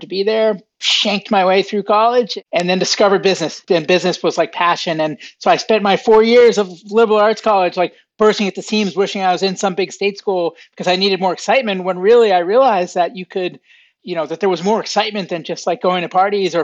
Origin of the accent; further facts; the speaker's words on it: Boston, Massachusetts, United States; I grew up outside of Boston, Massachusetts in the United States.